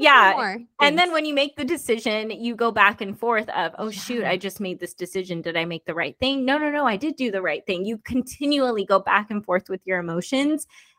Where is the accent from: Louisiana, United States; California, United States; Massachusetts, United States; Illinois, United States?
California, United States; Bay Area; moved away as an adult; now in Tennessee, United States; I was raised in the Bay Area